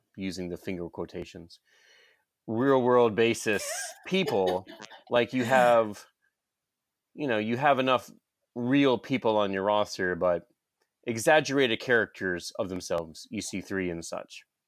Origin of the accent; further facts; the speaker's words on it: Georgia, United States; I'm from Georgia